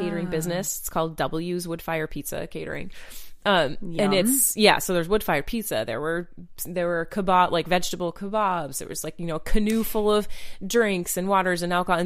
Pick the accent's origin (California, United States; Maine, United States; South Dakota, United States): Maine, United States; now in North Carolina, United States; growing up in Maine and swimming in like perfectly crystal clear water